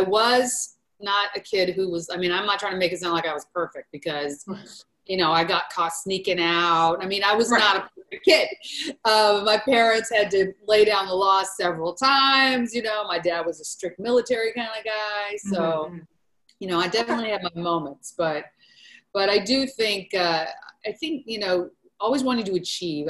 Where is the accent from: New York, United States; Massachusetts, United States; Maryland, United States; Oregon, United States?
Oregon, United States; Portland; I grew up in Portland, Oregon